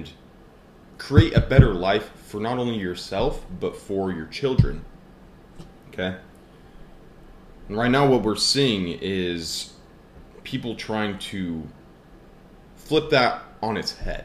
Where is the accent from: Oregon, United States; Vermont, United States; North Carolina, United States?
Oregon, United States; Portland; born and raised in the United States of America, Portland, Oregon, to be exact